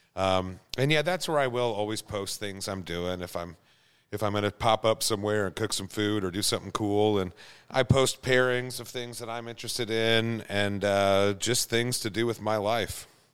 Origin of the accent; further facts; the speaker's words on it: Prairie Village, Kansas, United States; also born or lived in Wisconsin / Duluth; I grew up in Prairie Village, Kansas